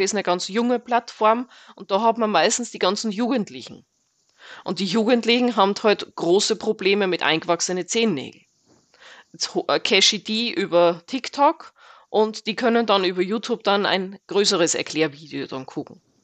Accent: Austria; moved away as an adult; now in Fernwald, Germany; bin gebürtige Österreicherin, bin seit zwölf Jahren hier in Deutschland

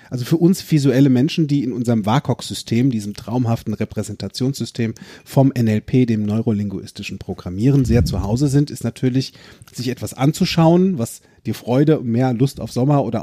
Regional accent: Eifel, Germany; born there; Weißt ja, du, ich bin ja aus der Eifel gebürtig.

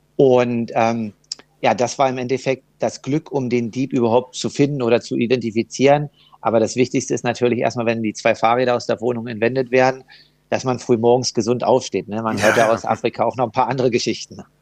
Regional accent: Germany; als Deutscher

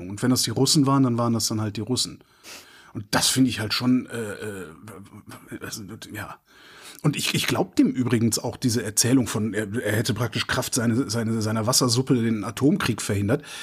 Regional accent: Cologne, North Rhine-Westphalia, Germany; Köln, meine Heimatstadt, 2,2 Grad plus.

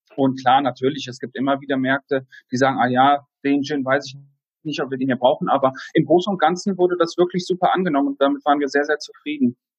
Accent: Kassel, Hesse, Germany; moved away as an adult; also born or lived in Düsseldorf; now in Heidelberg, Germany; Ich bin 1989 in Kassel geboren, habe dort meine Lehre als Hotelfachmann gemacht

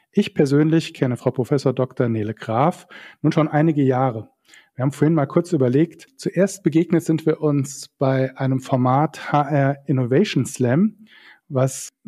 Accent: Saarland, Germany; Aber als Saarländer sagt man immer, äh, du weißt nie, wofür es gut war.

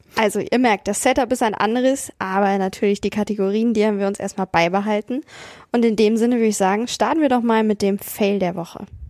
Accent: Hanover, Lower Saxony, Germany; ich bin in Hannover zur Schule gegangen, in Niedersachsen.

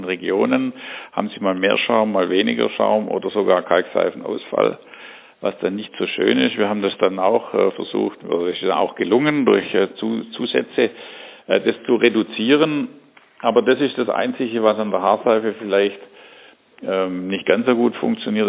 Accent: Germany; wir als Deutsche

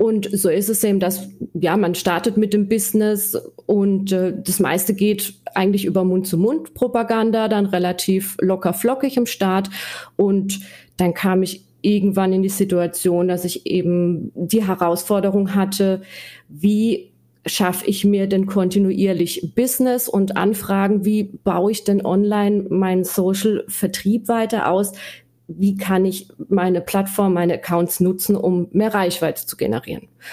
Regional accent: Black Forest, Baden-Württemberg, Germany; accent: Black Forest dialect; Ich komme aus dem schönen Schwarzwald. Äh, man hört es wahrscheinlich ja. auch an meinem Dialekt

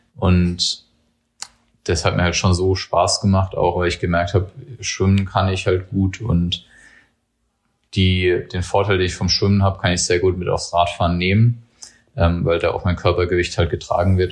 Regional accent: Germany; ich bin an der Grenze zum Odenwald sozusagen aufgewachsen

